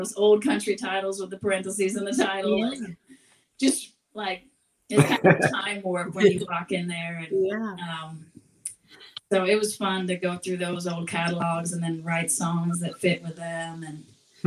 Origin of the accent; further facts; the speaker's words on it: Seattle, Pacific Northwest, United States; I grew up in the Northwest